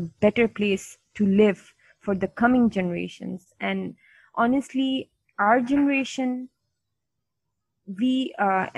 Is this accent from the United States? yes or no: no; Pakistan; I'm from Pakistan